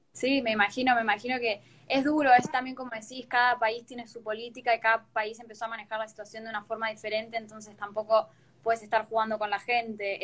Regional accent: Neuquén, Argentina; now in Fort Lauderdale, United States; yo soy de Neuquén, soy una de las colaboradoras de Nuestra Dada. En este momento estoy viviendo en Estados Unidos, en Fort Lauderdale

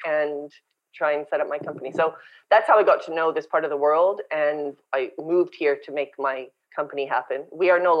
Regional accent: Winnipeg, Manitoba, Canada; moved away as an adult; also born or lived in South Africa / London, England / Bangkok, Thailand / London, Ontario; now in Olinda, Brazil; And growing up in Canada, I grew up in Winnipeg.

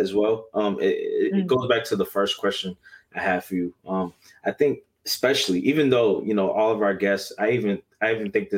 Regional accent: Massachusetts, United States; because I'm from Massachusetts

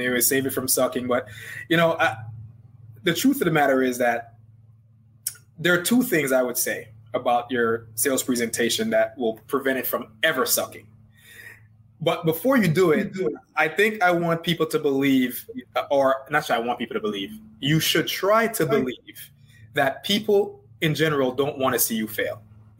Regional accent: Jamaica; accent: Jamaican; the longer I talk, the more my Jamaican accent comes out.

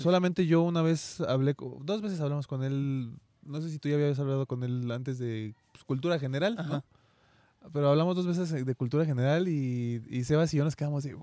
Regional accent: Mexico; también como mexicanos

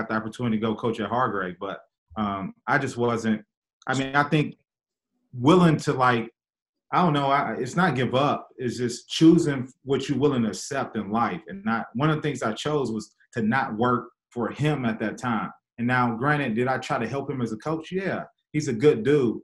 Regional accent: Michigan, United States; I'm from Michigan

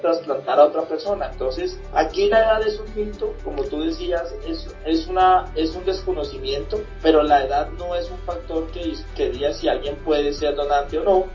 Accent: Colombia

